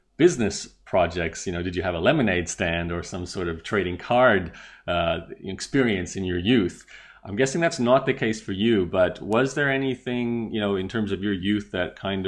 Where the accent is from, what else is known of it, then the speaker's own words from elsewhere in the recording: Australia; growing up in Australia